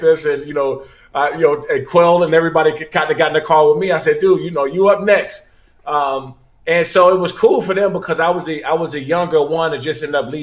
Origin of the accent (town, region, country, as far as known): Maryland, United States; also born or lived in Washington, D.C.